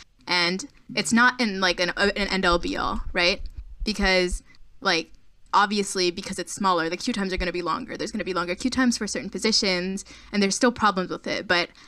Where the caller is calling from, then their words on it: Orlando, Florida, United States; I am calling from Orlando.